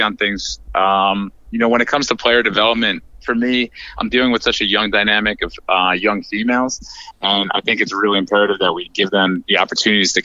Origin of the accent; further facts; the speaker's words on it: New York, United States; moved away as an adult; now in North Carolina, United States; I hail from New York, but I recently relocated about 6 years ago to North Carolina